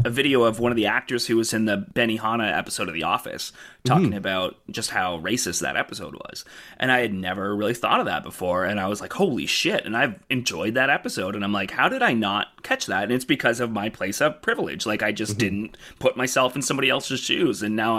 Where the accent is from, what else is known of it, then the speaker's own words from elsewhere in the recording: Brockville, Ontario, Canada; There's a Facebook group for my hometown of Brockville called like Brockville History or something